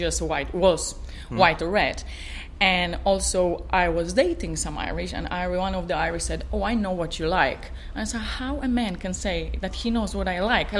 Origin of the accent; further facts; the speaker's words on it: Poland; moved away as an adult; also born or lived in Ireland / Portugal; I was born in Poland. I'm Polish, 100% Polish